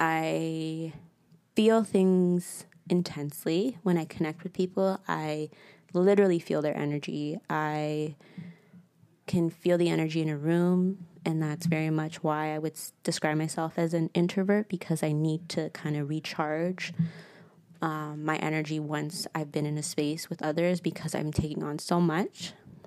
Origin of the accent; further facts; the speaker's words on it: St. Louis, Missouri, United States; born there; I was born in the States, which is random. And even more random, it was in St. Louis, Missouri.